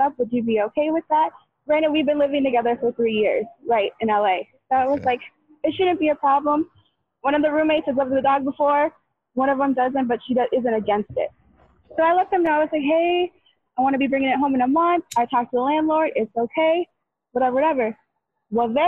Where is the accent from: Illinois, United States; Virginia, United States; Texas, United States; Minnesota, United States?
Minnesota, United States; moved away as an adult; now in California, United States; I'm from Minnesota, but I moved out to California like 4 years ago. So I grew up in like the Midwest.